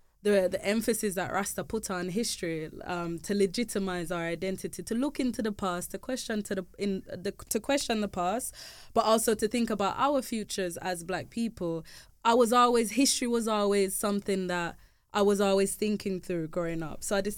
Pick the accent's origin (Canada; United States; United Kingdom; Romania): United Kingdom; England; there was always questions around my identity growing up in England